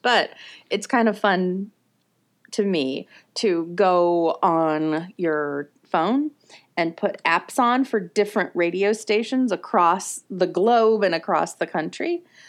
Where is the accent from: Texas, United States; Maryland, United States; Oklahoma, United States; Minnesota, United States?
Minnesota, United States; accent: Minnesota; oh, come on out and get an air conditioner. that's my Minnesota accent.